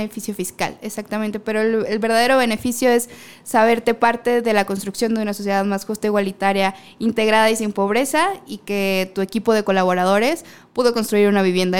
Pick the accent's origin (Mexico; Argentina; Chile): Mexico; Baja California Sur; moved away; yo soy de la Baja